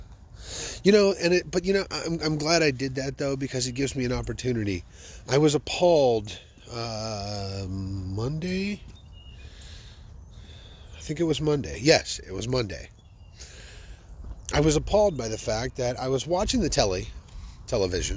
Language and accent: English; Fort Worth, Texas, United States; I love my hometown